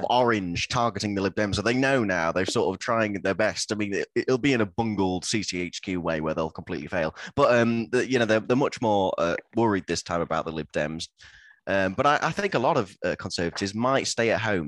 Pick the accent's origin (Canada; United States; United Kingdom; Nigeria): United Kingdom; Lincoln, East Midlands; I'm from Lincoln, which is a, a, seat that doesn't get talked about much.